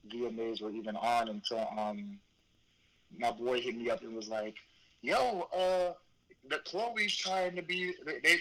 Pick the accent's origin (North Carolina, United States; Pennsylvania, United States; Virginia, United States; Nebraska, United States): Virginia, United States; Virginia Beach; it's my hometown, so I have to rep it